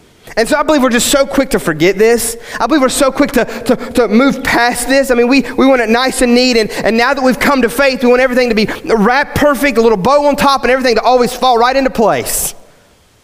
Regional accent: West Virginia, United States; I grew up in West Virginia, and we had these old country preachers

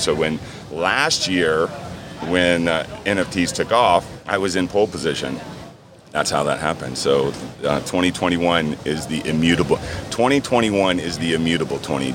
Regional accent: Key West, Florida, United States; I'm from Key West. I was in Key West

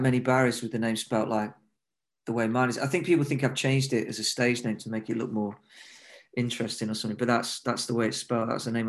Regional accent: Nottingham, East Midlands, United Kingdom; now in London, United Kingdom; No. I grew up in Nottingham in the Midlands, actually. And I moved to London, you know, to sort of pursue music more and stuff.

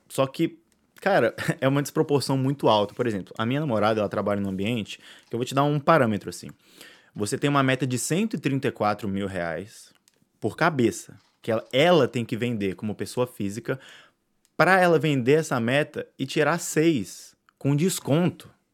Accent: Brazil; o que me resta como brasileiro é torcer muito, né? Porque eu amo meu país

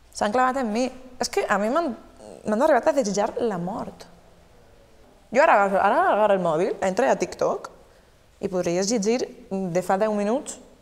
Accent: Beniarrés, Valencian Community, Spain; el meu poble

